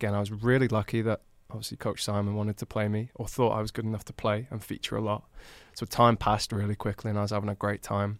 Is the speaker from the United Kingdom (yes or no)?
yes; Newport, United Kingdom; moved away as an adult; I'm literally from Newport